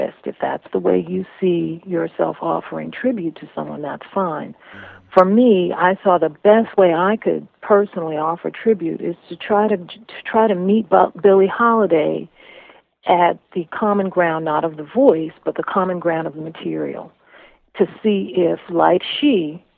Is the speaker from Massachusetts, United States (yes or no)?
yes; Cambridge, Massachusetts, United States; I grew up in Cambridge